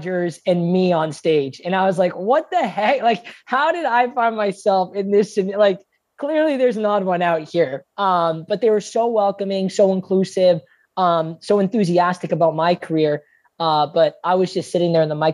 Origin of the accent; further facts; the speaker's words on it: Canada; moved away as an adult; also born or lived in Michigan; I'm back home in Canada